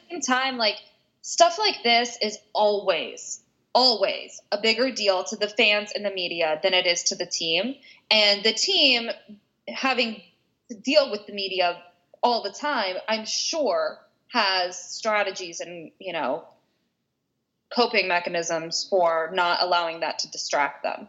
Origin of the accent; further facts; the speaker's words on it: West Virginia, United States; I grew up in West Virginia. We were a football town.